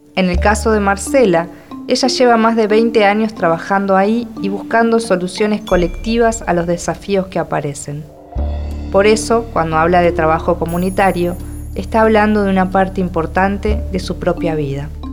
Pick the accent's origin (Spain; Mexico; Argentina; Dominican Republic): Argentina; soy argentina y escritora.